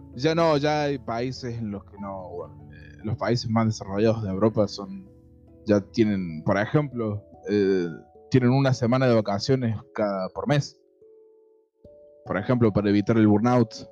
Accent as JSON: {"language": "Spanish", "region": "Córdoba", "country": "Argentina", "said": "somos de Córdoba capital"}